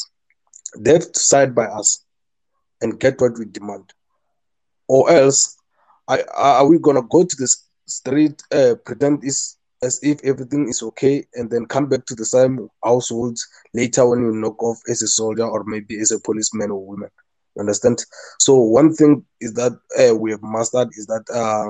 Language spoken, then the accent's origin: English; South Africa; I'm from South Africa